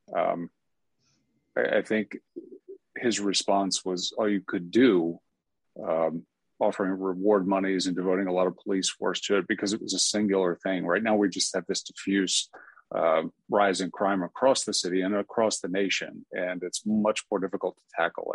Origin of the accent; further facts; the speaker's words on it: Atlanta, Georgia, United States; Atlanta just being my hometown